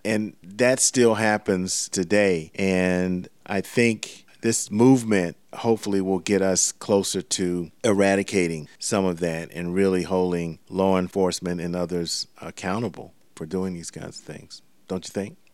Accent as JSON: {"language": "English", "town": "Savannah", "region": "Georgia", "country": "United States", "tie": "born or raised there", "said": "Savannah, Georgia, my hometown"}